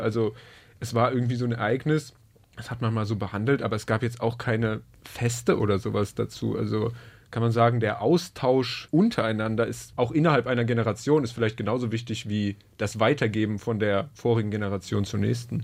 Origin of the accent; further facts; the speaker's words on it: near Cologne, North Rhine-Westphalia, Germany; ich komme aus der Nähe von Köln